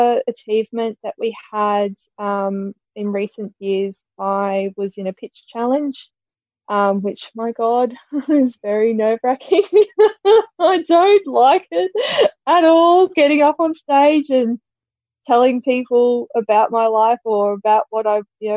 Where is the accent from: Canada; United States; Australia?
Australia; Quilpie, Queensland; I grew up in Quilpie in southwest Queensland